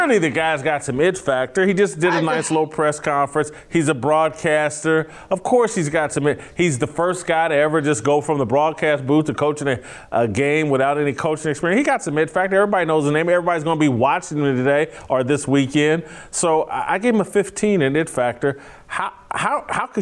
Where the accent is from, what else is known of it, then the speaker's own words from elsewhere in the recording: Indianapolis, Indiana, United States; I'm from Indianapolis. My family's all Colts fans